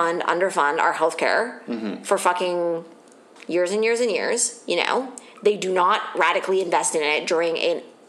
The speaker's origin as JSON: {"language": "English", "region": "Ontario", "country": "Canada", "said": "it's also getting bad in Ontario where I'm from."}